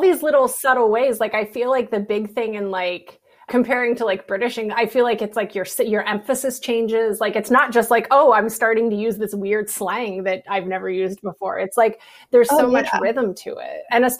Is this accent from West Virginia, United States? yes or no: yes; Morgantown, West Virginia, United States; We're both from West Virginia.